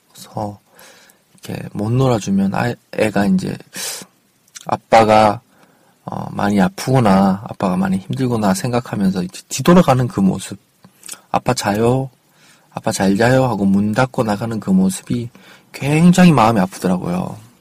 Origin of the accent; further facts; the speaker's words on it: Daegu, South Korea; moved away; 원래 이제 고향이 대구잖아요. 대구에서 올라와서 4년 정도 이 아파트, 이 동네에서 살았는데